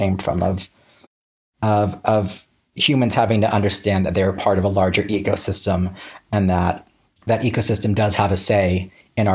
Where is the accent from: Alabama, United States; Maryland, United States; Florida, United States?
Florida, United States; small East Coast town in; the swamp I grew up in was a small East Coast town